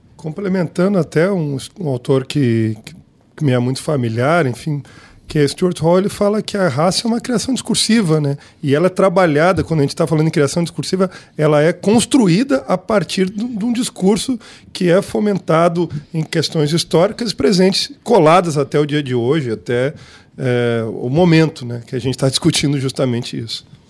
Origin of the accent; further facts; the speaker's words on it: Brazil; do nosso pensamento enquanto brasileiros